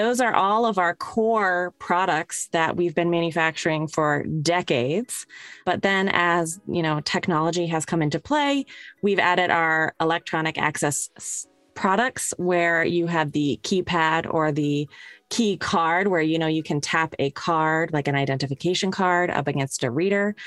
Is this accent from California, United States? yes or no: no; Connecticut, United States; I grew up in Connecticut